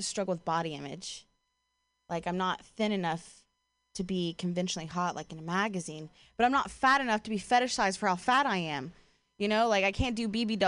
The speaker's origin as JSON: {"language": "English", "region": "Ohio", "country": "United States", "tie": "born or raised there", "moved": "as an adult", "lives_now": "Bay Area, United States", "said": "I'm from Ohio"}